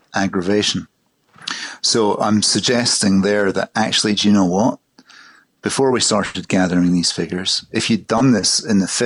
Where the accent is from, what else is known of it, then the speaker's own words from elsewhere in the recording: Glasgow, Scotland, United Kingdom; I grew up in Glasgow in the 1960s, 1970s